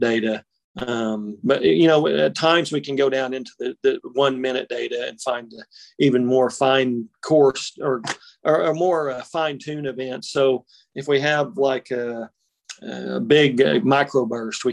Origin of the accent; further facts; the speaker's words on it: Buffalo, Oklahoma, United States; also born or lived in Norman, Oklahoma; I grew up in Buffalo, Oklahoma, out in the far northwestern corner of the main body of the state, almost the panhandle.